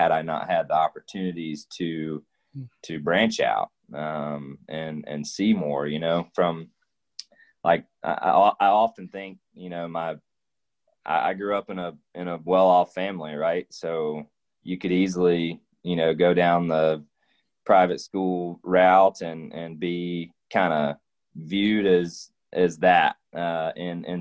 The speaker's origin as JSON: {"language": "English", "town": "Dawsonville", "region": "Georgia", "country": "United States", "tie": "born or raised there", "also_born_or_lived": "Colorado", "said": "pretty much lived in North Georgia all my life, minus a couple years"}